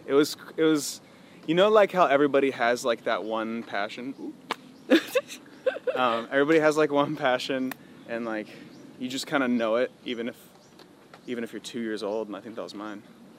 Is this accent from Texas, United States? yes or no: no; Pickerington, Ohio, United States; Yes, I'm from Pickerton, Ohio. It's like 30 minutes from Columbus, which is the capital of Ohio.